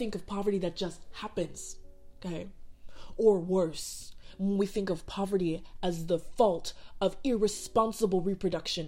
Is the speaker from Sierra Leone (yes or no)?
yes; Sierra Leone; moved away; also born or lived in Chicago; my home country of Sierra Leone